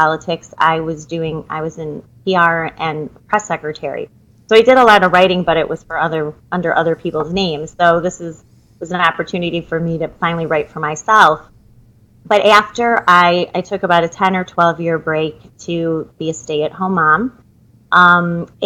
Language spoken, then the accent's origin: English; Naperville, Illinois, United States; I grew up in Naperville